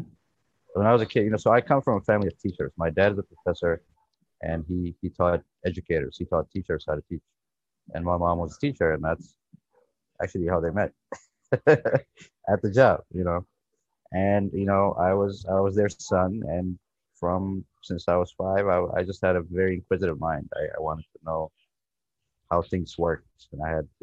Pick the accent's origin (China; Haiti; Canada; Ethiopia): Ethiopia; also born or lived in Lancaster, Pennsylvania; now in United States; my background is I came from Ethiopia. That's where I was born. I came to this country in 2000